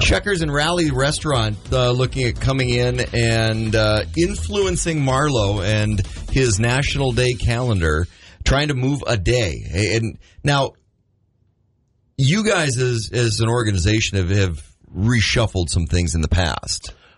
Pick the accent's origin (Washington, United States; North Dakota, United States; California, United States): North Dakota, United States; Grand Forks; I grew up in Grand Forks